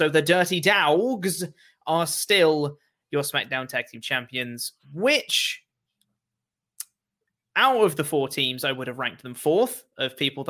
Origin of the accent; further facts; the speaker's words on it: Tampa, Florida, United States; Well, I'm from Tampa and I never forgot them.